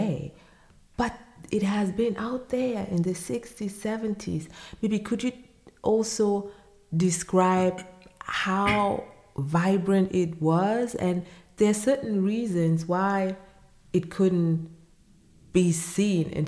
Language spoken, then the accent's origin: English; Berlin, Germany; I grew up here in Germany